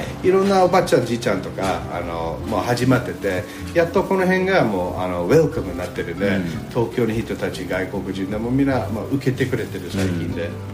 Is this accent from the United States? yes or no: yes; New York, United States; Japanese is a second language; moved away as an adult; also born or lived in Tokyo, Japan; now in Narusawa, Japan; あのアメリカのニューヨーク州の生まれ育ちで